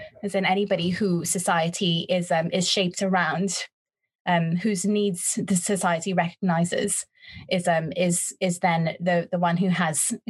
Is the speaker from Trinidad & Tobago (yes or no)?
yes; Trinidad & Tobago; moved away as an adult; I had a lot of confidence growing up in Trinidad